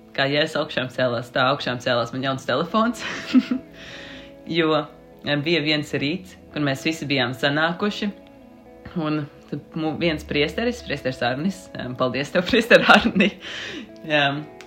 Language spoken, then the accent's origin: Latvian; Sigulda, Vidzeme, Latvia; also born or lived in Riga; es nāku no Sigultas katoļu draugas pašlaik, um, kamēr es mācos Rīgā